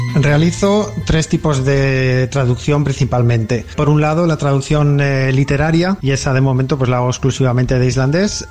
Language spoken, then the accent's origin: Spanish; Zaragoza, Aragon, Spain; moved away as an adult; also born or lived in Barcelona; Nací en Zaragoza, en España.